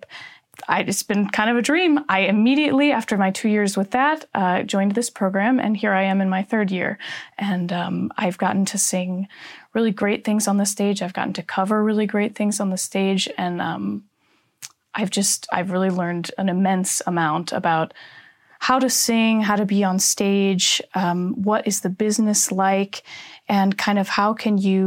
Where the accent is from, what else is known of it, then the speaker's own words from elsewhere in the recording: Minneapolis, Minnesota, United States; moved away as an adult; So I am from Minneapolis, Minnesota, originally, and that's where I grew up